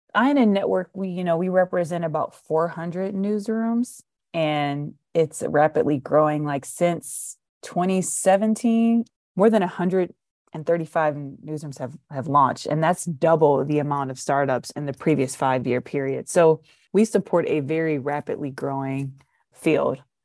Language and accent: English; Detroit, Michigan, United States; I'm from Detroit